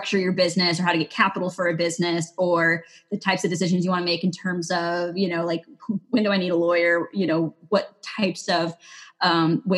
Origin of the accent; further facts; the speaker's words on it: Texas, United States; now in Maine, United States; I was born in Texas